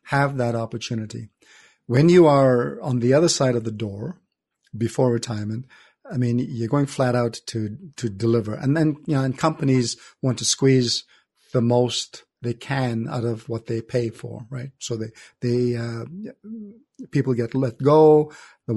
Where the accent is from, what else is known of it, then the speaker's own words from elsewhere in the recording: Canada; also born or lived in India; grew up in Canada